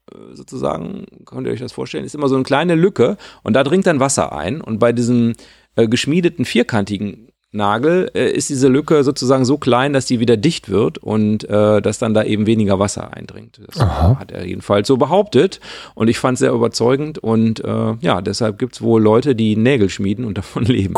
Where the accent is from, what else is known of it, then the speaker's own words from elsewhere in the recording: Sauerland, North Rhine-Westphalia, Germany; now in Lower Rhine, Germany; das ist so ein bisschen meine Heimat